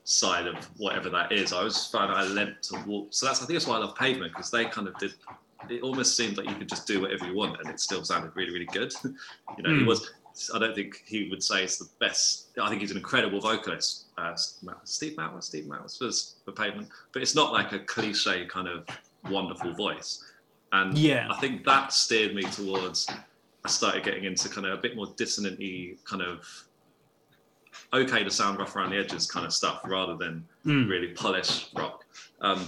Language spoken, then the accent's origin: English; Brighton, South East England, United Kingdom; also born or lived in London; So yeah, I grew up in Brighton, and I was here for all my like youth and stuff